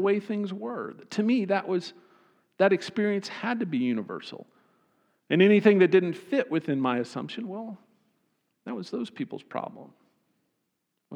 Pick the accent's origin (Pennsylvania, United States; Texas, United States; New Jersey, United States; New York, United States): Texas, United States; Austin; I grew up in Austin